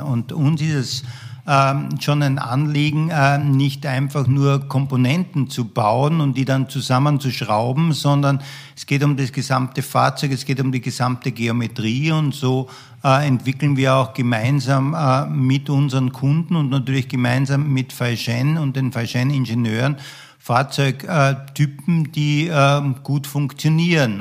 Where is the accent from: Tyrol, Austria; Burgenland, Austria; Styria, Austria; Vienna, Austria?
Styria, Austria; Graz; ich bin in äh, Österreich, in Graz aufgewachsen